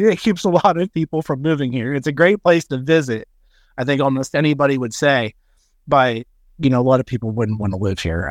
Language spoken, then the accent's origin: English; Butler, Pennsylvania, United States; moved away as an adult; now in Potter County, Pennsylvania, United States; I grew up in Butler County, uh, about an hour north of Pittsburgh.